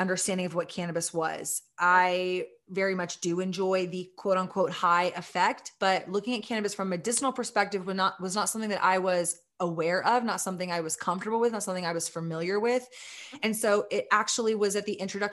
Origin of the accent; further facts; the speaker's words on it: Austin, Texas, United States; We're a women-owned, sister-owned cannabis brand that is headquartered in my hometown of Austin, Texas